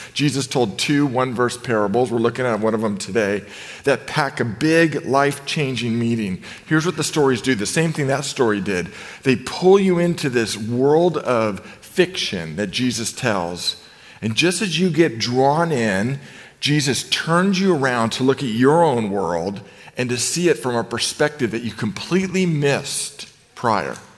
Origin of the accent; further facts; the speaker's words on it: Novato, California, United States; I grew up in Novato